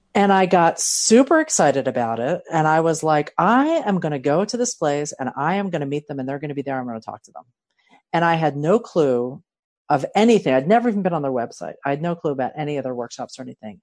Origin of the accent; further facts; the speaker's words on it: Philadelphia, Pennsylvania, United States; also born or lived in San Diego County; now in San Diego, United States; I'm originally from Philadelphia